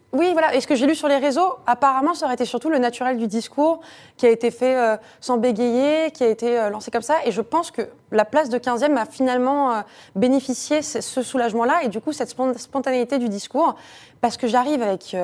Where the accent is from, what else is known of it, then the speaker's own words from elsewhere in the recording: Paris, Île-de-France, France; je suis parisienne